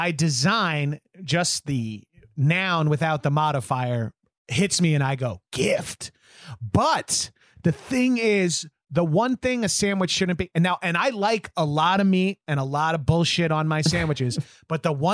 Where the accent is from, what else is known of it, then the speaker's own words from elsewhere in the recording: New York City, New York, United States; I'm a New Yorker